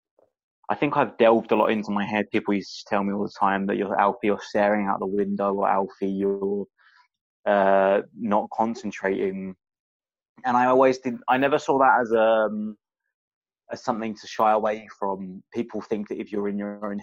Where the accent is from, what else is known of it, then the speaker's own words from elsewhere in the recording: Essex, East of England, United Kingdom; I grew up in Essex, and people are angry